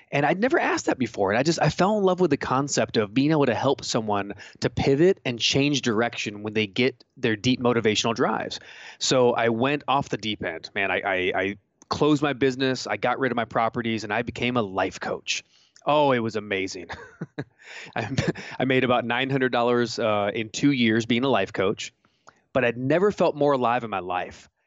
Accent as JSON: {"language": "English", "region": "California", "country": "United States", "tie": "born or raised there", "said": "growing up in California"}